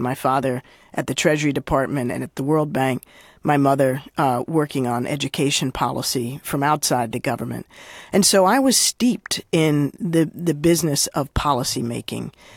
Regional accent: Washington, District of Columbia, United States; I grew up, uh, in Washington, D C

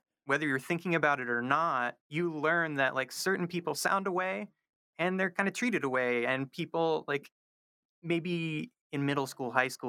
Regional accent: Charlotte, North Carolina, United States; My dad has that sort of accent, but I don't. And I'm from the South, too.

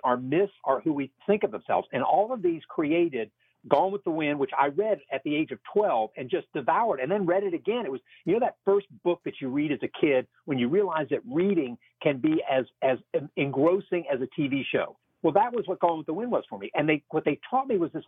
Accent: Alexandria, Virginia, United States; the history of my hometown, which I had no idea about, is actually this is enmeshed in the slave trade

